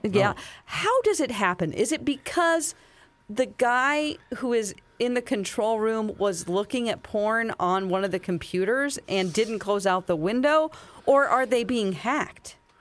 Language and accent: English; Springfield, Missouri, United States; also born or lived in California; Springfield, Missouri, my hometown